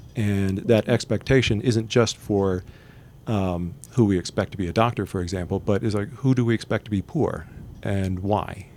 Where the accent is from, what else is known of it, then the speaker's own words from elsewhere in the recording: Texas, United States; now in Utah, United States; I'm originally from Texas, but now I live in Utah